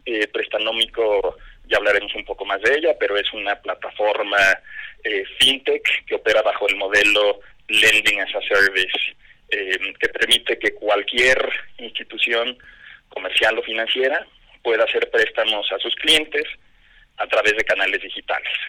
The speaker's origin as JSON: {"language": "Spanish", "country": "Mexico", "said": "soy mexicano, orgulloso por nacimiento, casado hace 25 años, padre de tres adolescentes"}